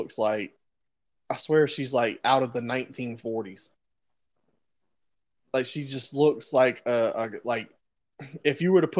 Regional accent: Beaufort, South Carolina, United States; born or raised there

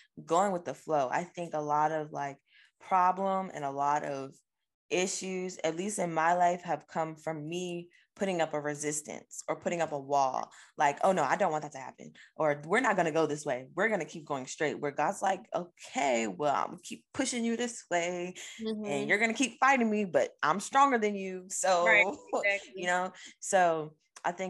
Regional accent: Virginia, United States; moved away as an adult; we're all just from Virginia

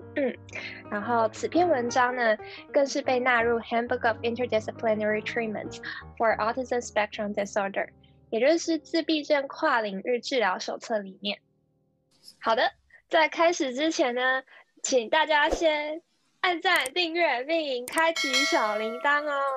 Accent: Kaohsiung, Taiwan; now in Canada; 我是在加拿大的台湾高雄人

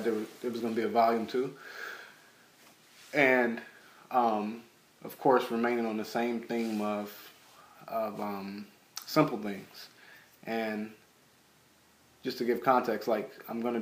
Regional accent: Los Angeles, California, United States; my hometown, mm-hmm. which is, you know, South LA or South Central

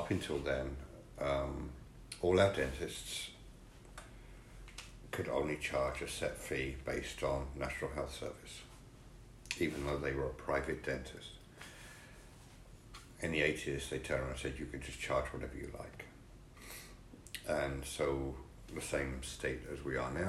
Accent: England, United Kingdom; Being an Englishman

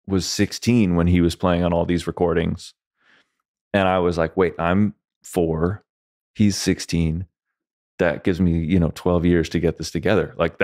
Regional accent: Connecticut, United States; also born or lived in New Jersey; and I was born in Northern New Jersey. It's become a very affluent area because of the proximity to New York City. Same with Connecticut.

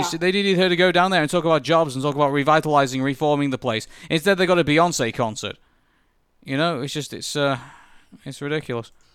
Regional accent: United Kingdom; I'm British

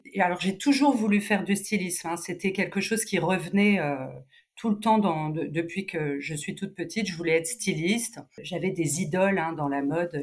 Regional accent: Cannes, Provence-Alpes-Côte d'Azur, France; moved away as an adult; also born or lived in Nice; now in Paris, France; je, je, suis canoise

